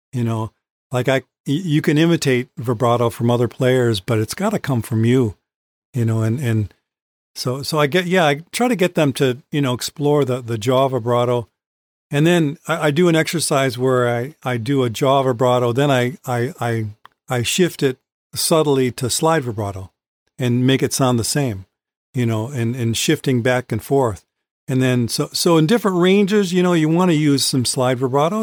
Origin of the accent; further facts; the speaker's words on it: Battle Creek, Michigan, United States; also born or lived in St. Joseph, Michigan; I was born in Saint Joe, which is over, you know, on the lake. And then, um, our, our family moved to Battle Creek when I was, I think, about five